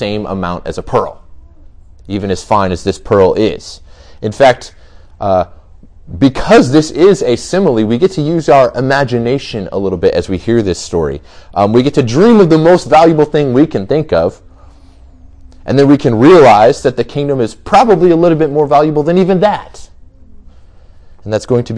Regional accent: Goshen, Indiana, United States; I grew up in Goshen, so just about 20 minutes from here. I went to Goshen High School

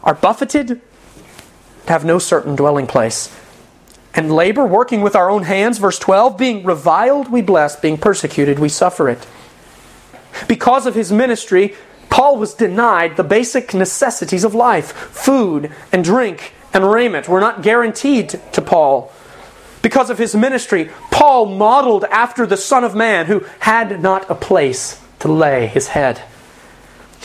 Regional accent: United States; we live in an age, as American Christians

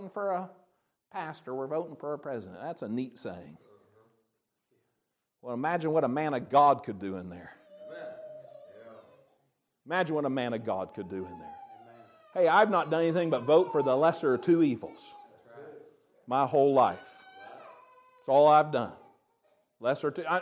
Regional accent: United States; I'm thankful to be an American.

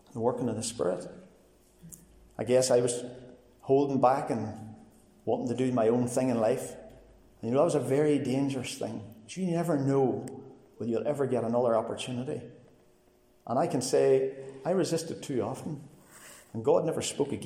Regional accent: Cookstown, Northern Ireland, United Kingdom; I grew up in Cookstown

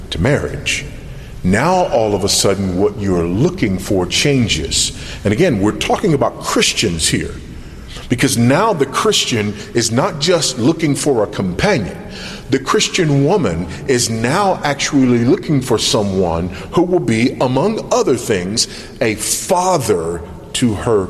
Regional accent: United States; moved away as an adult; now in Zambia; me as an American living in another context

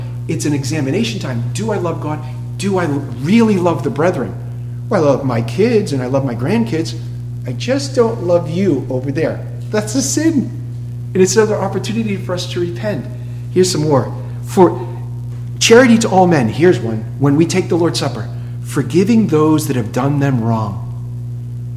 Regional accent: Boston, Massachusetts, United States; moved away as an adult; now in Tallahassee, United States; I'm from Boston

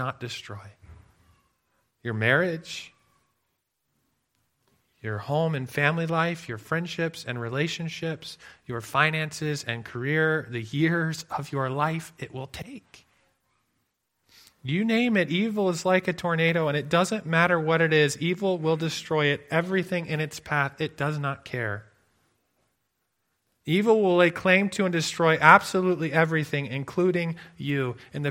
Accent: near Lake Michigan, Midwest, United States; now in Alberta, Canada; I grew up near Lake Michigan

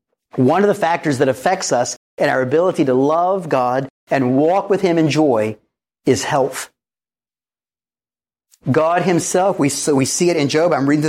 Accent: the Bible Belt, United States; But growing up in the Bible Belt, I, along with all of my friends and relatives, grossly misunderstood that.

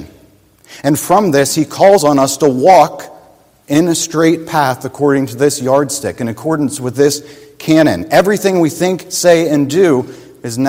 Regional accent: Pennsylvania, United States; I grew up in Pennsylvania, my next door neighbor was my Uncle Dan

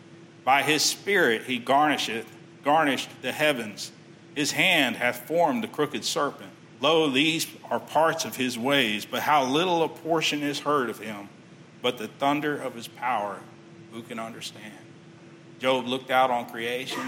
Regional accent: Texas City, Texas, United States; I grew up in Texas City.

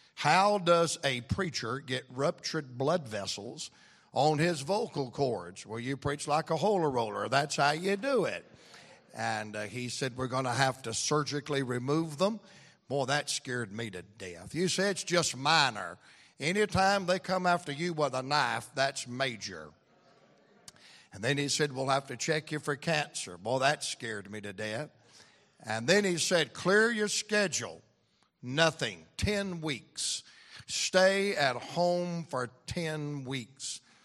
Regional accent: Atlanta, Georgia, United States; I'm from Atlanta, Georgia

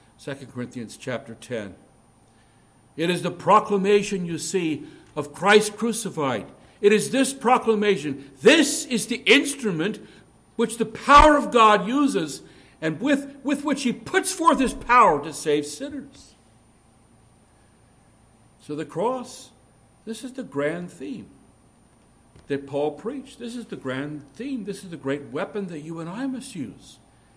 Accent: India; born there; I was born right up near the Nepali border in India, just in the foothills of the Himalayas.

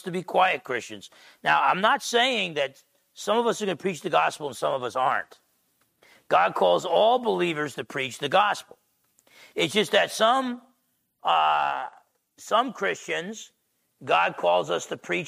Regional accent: New Jersey, United States; I'm half Italian from Jersey

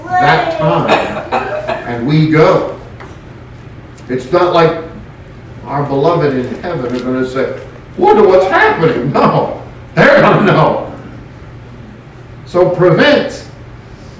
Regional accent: California, United States; moved away; my home state of California

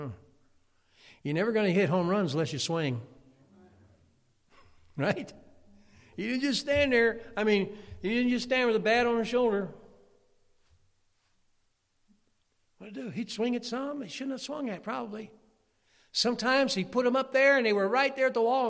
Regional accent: Chicago, Illinois, United States; growing up in Chicago

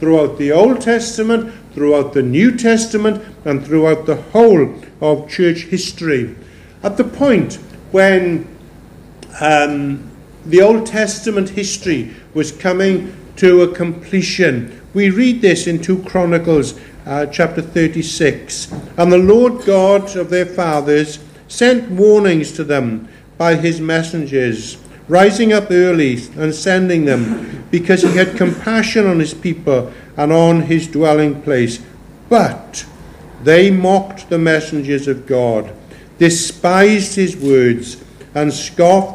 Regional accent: Pembrokeshire, Wales, United Kingdom; Growing up in Pembrokeshire, they used to say, there's none so blind as them as won't see.

